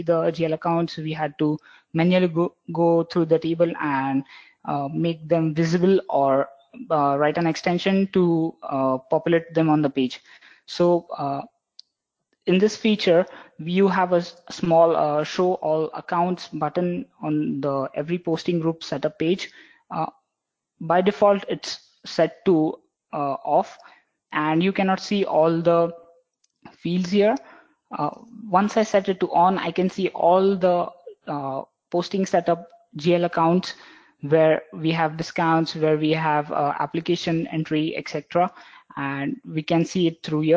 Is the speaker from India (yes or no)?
yes; Mumbai, Maharashtra, India; I'm from Mumbai, working in CloudFronts Technologies.